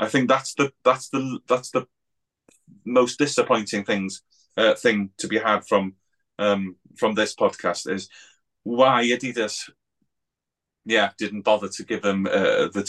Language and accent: English; Wales, United Kingdom; I'm from Wales